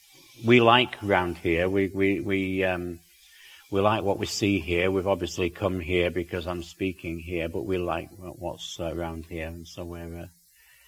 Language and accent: English; United Kingdom; also born or lived in South Wales; now in Northern Idaho, United States; I can see it in my home country